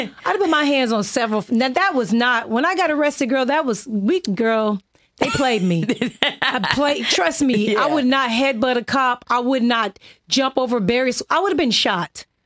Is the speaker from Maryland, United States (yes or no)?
no; Inglewood, California, United States; I'm from Inglewood, California